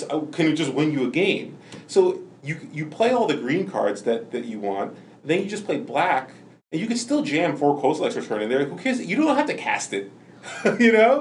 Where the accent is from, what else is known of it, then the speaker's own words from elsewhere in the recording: New Jersey, United States; also born or lived in New York area; growing up in New Jersey, like, and the New York area